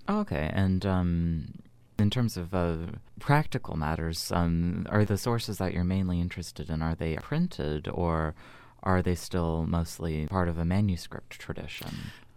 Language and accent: English; United States; as an American